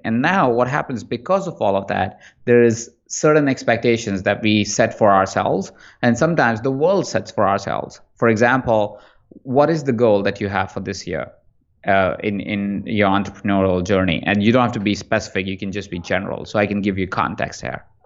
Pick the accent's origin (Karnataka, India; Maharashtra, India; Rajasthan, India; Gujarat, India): Rajasthan, India; Jaipur; moved away as an adult; also born or lived in Malaysia; now in Los Angeles, United States; I was born in India in a small town called Jaipur, uh, and from there, I spent the first half of my life there, first twenty-four years of my life there